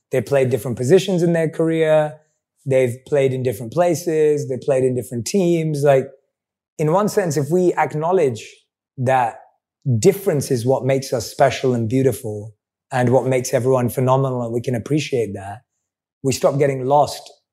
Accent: London, United Kingdom; I'm a boy from London

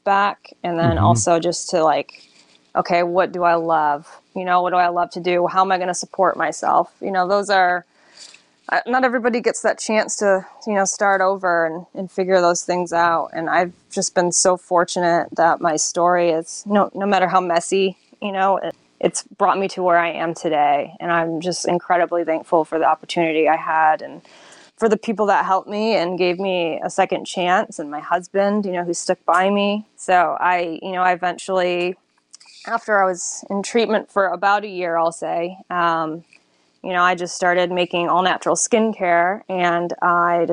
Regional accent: Syracuse, New York, United States; now in Charleston, United States; I'm from Syracuse, New York originally

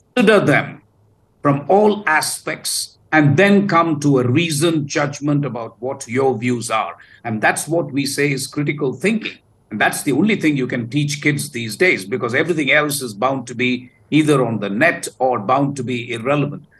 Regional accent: South India, India; I come from the South

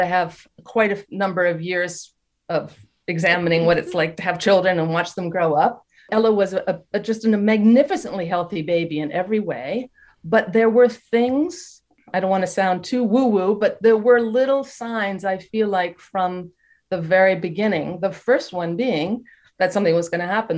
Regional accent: United States; moved away as an adult; now in France; I'm American. My husband's French, mm-hmm. but I've been living in France for 31 years now.

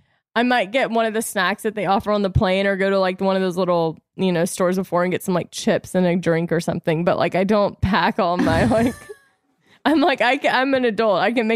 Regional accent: the South, United States; accent: Southern; And of course, my accent was probably so Southern at the time.

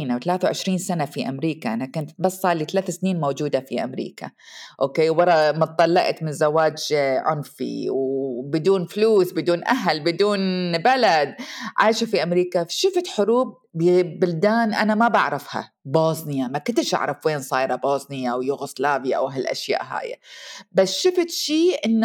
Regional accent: Iraq; moved away as an adult; now in United States; ومرت السنين طبعا وطلعت آه، من العراق وتزوجت والزواج كان ظالم وطلقت وشفت نفسي وجدت نفسي بامريكا وحدي بدون اهلي

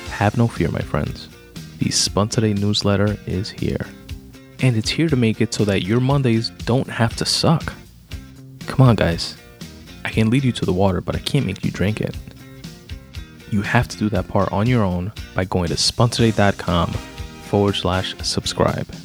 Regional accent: New York City, New York, United States; I was born in Brooklyn, grew up in Queens

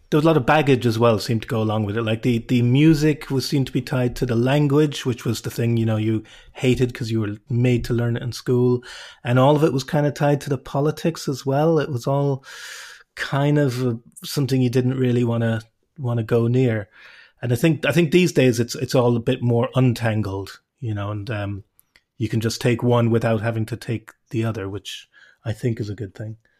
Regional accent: Cobh, Munster, Ireland; also born or lived in England / Cork / Galway; as a child, you know, growing up in Cove

